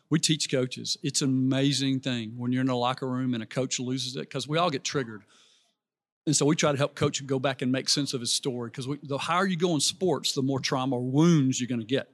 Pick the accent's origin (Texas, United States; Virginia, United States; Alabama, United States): Alabama, United States; Birmingham; I grew up in Birmingham, Alabama.